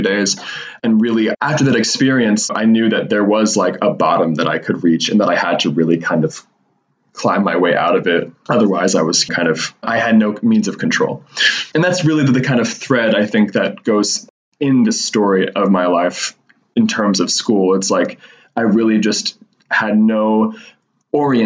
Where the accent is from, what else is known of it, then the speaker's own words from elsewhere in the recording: Western North Carolina, United States; I grew up in Western North Carolina and it was a very kind of poverty stricken community